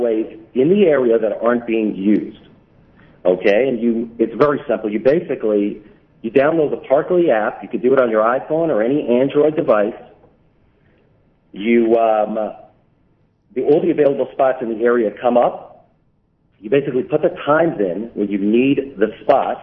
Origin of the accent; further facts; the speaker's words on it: New York City, New York, United States; I was born and bred in Brooklyn. I live in Brooklyn currently